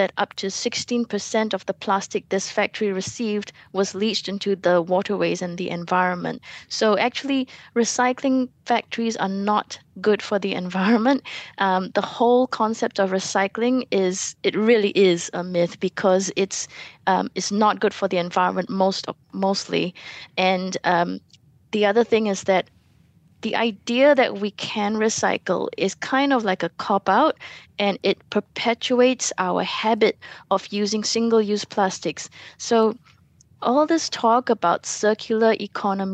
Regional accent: Selangor, Malaysia; moved away as an adult; now in New Zealand; Selangor, which is my home state

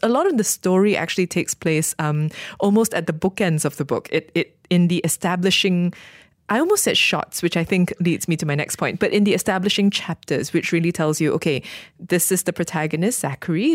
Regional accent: Malaysia; as a Malaysian

